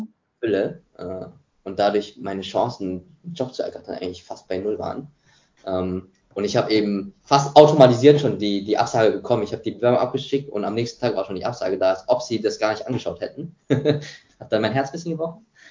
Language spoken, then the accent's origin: German; Munich area, Bavaria, Germany; now in Singapore; da, wo ich herkomme, also äh, im Münchner Raum, wo ich studiert habe